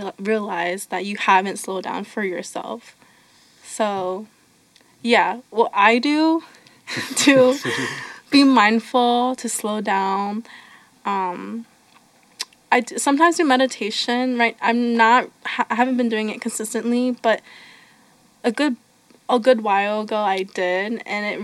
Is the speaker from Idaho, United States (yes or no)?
no; Mount Joy, Pennsylvania, United States; I grew up in Lancaster County in a town called Mount Joy